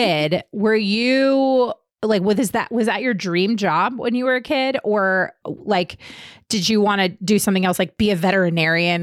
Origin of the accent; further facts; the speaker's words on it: United States; I grew up outside of DC